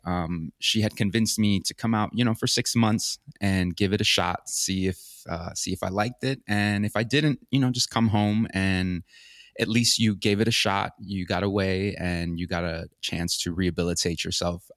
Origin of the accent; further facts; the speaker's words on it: Orlando, Florida, United States; moved away as an adult; also born or lived in Santa Ana, El Salvador / Los Angeles / Encino, California; I, I grew up in, um, Orlando, Florida. Um, I was actually, I was born in, uh, El Salvador, in Santa Ana, El Salvador, and I came to the United States with my family when I was a baby.